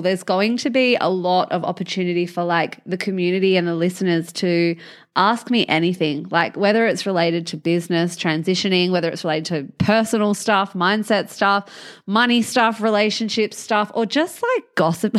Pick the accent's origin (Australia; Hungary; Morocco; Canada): Australia; Albany, Western Australia; I'm from Albany